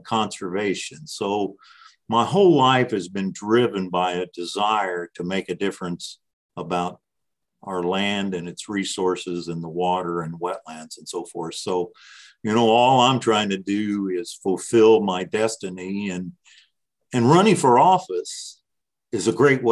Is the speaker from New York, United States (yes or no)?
no; Indiana's 8th Congressional District, United States; So I've really lived in the same spot all my life, except being away for college